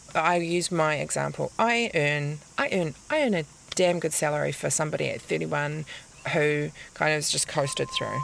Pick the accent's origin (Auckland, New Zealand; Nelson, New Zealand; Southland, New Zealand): Auckland, New Zealand; I grew up in Auckland